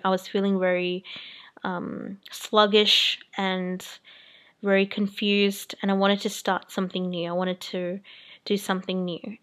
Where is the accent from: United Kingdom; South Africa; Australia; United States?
Australia; Sydney, New South Wales; also born or lived in New Zealand; I'm from Sydney, Australia, and I was brought up in New Zealand and I moved to Australia when I was 8 years old.